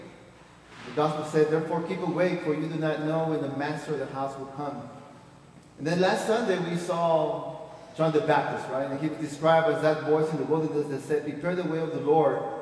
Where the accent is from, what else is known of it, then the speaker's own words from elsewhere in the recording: Peru; moved away; I was born in Peru